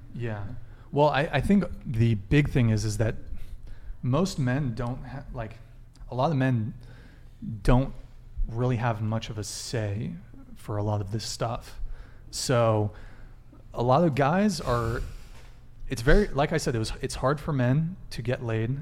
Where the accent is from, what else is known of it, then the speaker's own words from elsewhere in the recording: Santa Barbara, California, United States; also born or lived in France; I moved to Santa Barbara when I was five, so I've lived here for a long time